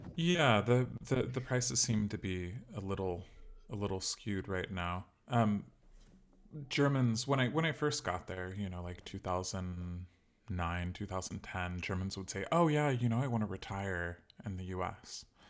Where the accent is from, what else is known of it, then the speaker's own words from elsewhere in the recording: Sacramento, California, United States; moved away as an adult; also born or lived in Chicago; I grew up in California, in Sacramento